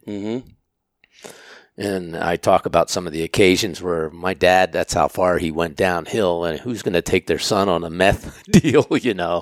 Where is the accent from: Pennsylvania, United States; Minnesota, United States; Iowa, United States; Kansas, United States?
Pennsylvania, United States; moved away as an adult; also born or lived in Maine; I was born and raised in Pennsylvania